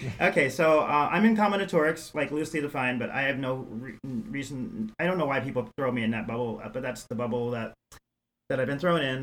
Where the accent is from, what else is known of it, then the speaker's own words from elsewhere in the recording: New York City, New York, United States; also born or lived in San Francisco / Sonoma County / Iowa; now in Eau Claire, United States; I was born and raised in New York City